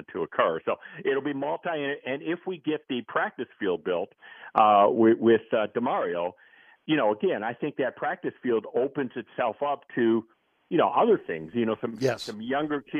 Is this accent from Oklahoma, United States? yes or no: no; Wisconsin, United States; also born or lived in Chicago, Illinois; now in New Orleans, United States; I grew up in Wisconsin and spent a lot of years in Chicago